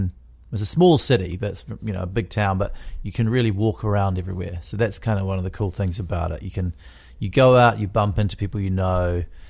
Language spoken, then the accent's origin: English; Wellington, New Zealand; That's right. Yeah. I grew up in Wellington. And Wellington's kind of, if people know New Zealand, there's two islands.